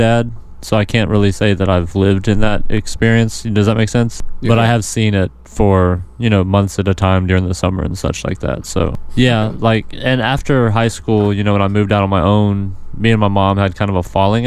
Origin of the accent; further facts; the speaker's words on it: Georgia, United States; also born or lived in Missouri; I'm originally from Missouri, but I've been in Georgia since I was 4.